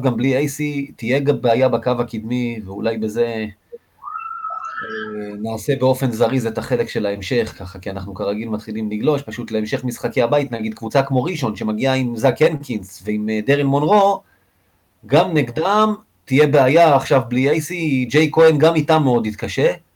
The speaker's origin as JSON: {"language": "Hebrew", "town": "Rishon LeZion", "region": "Central District", "country": "Israel", "tie": "born or raised there", "said": "בתור ילד רשל\"צי"}